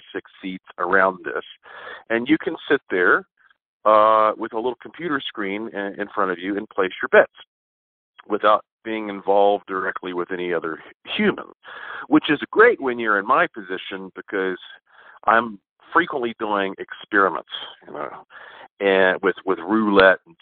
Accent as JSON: {"language": "English", "region": "North Carolina", "country": "United States", "said": "I'm from North Carolina."}